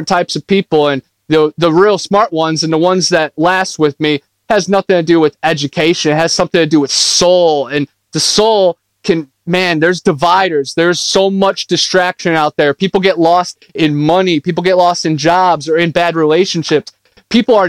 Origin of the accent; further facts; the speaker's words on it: Ohio, United States; moved away as an adult; now in Florida, United States; I grew up in Ohio, and then I lived out of my car, and now I live in Florida, right in the swamp.